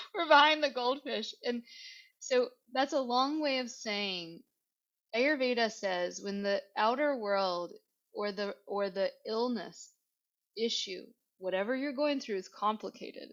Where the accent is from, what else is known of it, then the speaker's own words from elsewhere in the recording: Virginia, United States; I'm from Virginia. I I like to use what I can that's around here and that my ancestors had